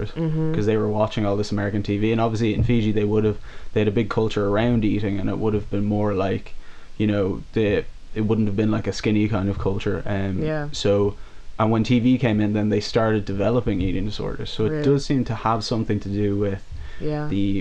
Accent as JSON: {"language": "English", "town": "Dublin", "region": "Leinster", "country": "Ireland", "tie": "born or raised there", "said": "growing up in Dublin"}